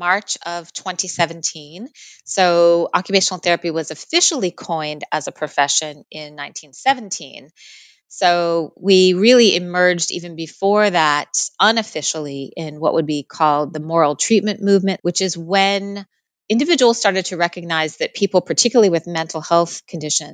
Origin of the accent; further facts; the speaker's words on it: United States; now in Australia; I am an American in Australia, is one identity that I really hold.